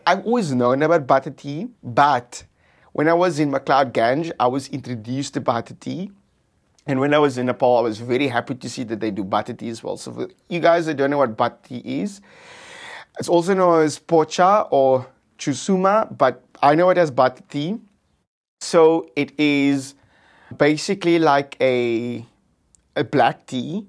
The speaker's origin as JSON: {"language": "English", "country": "South Africa", "said": "I'm from South Africa"}